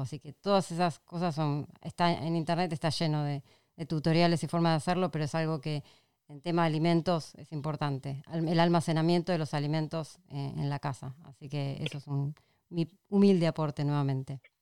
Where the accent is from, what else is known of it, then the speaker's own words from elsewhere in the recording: Argentina; acá en Argentina